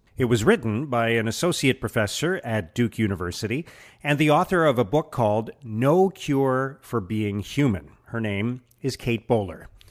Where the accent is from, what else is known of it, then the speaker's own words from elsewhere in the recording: Canada; now in Ottawa, Canada; I'm Canadian too